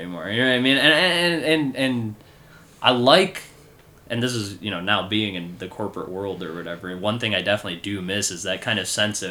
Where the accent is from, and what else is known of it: Illinois, United States